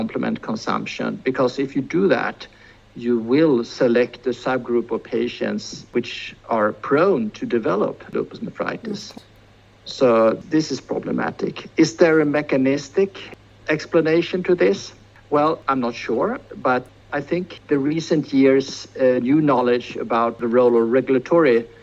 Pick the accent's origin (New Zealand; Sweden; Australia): Sweden; we in Sweden